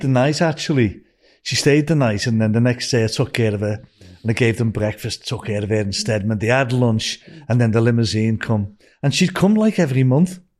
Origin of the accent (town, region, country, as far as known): Liverpool, North West England, United Kingdom; moved away as an adult